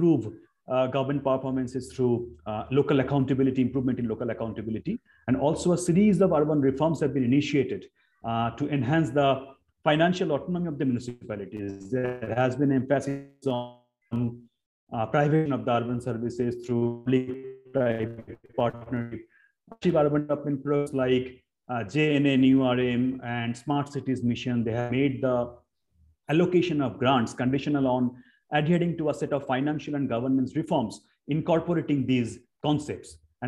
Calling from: Shantiniketan, West Bengal, India; English is a second language; because I am joining today from Shantiniketan.

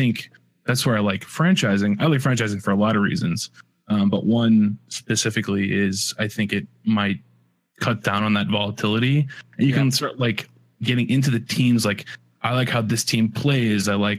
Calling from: Chicago, Illinois, United States; I am calling in from sunny Chicago.

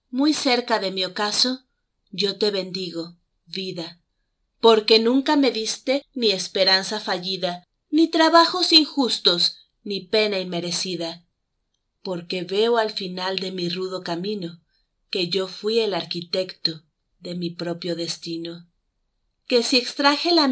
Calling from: Mexico City, Mexico; los saludo desde la Ciudad de México.

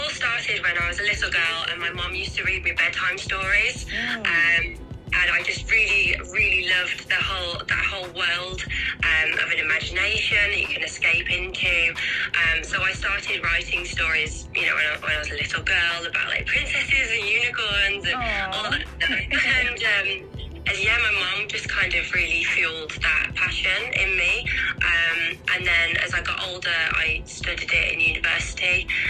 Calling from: Staffordshire, West Midlands, United Kingdom; So I'm calling from Staffordshire, which is in England, UK.

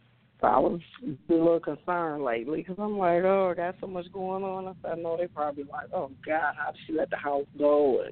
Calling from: Detroit, Michigan, United States; I'm calling from Detroit.

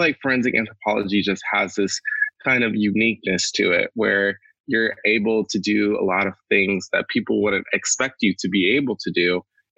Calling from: Gloucester, Virginia, United States; also born or lived in Mobile, Alabama; I'm calling in from Gloucester, Virginia. It's very humid here.

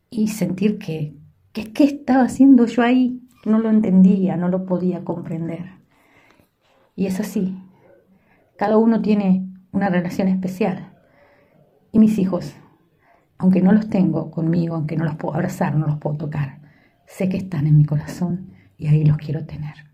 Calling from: Montevideo, Uruguay; desde el país de Uruguay, eh, la ciudad de Montevideo, les saluda.

